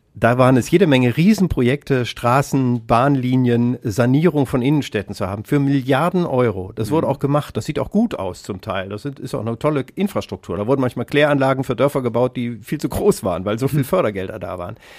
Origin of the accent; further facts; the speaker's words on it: Kassel, Hesse, Germany; ich komme aus Kassel